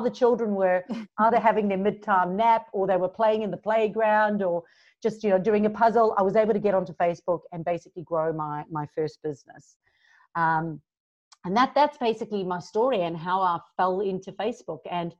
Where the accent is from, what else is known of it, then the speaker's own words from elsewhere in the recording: Durban, KwaZulu-Natal, South Africa; moved away as an adult; now in Gold Coast, Australia; I'm originally from South Africa, so you hear a little bit of a mixed accent. But 11 years ago, I moved from Durban, South Africa to the Gold Coast in Australia.